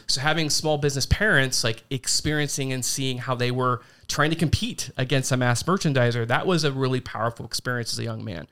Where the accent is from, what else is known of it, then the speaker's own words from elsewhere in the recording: Logan County, Ohio, United States; moved away as an adult; also born or lived in Hardin County, Ohio; now in Union County, United States; I grew up in Logan County